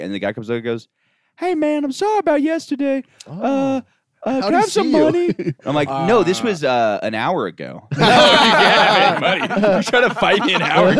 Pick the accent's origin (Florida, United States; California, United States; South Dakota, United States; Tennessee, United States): Florida, United States; I grew up in Florida